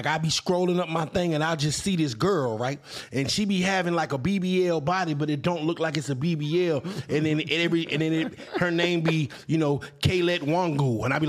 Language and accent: English; Virginia, United States; now in Augusta, United States; I'm from Virginia, but when I moved to Augusta, I'm from Virginia. I moved to Augusta, Georgia.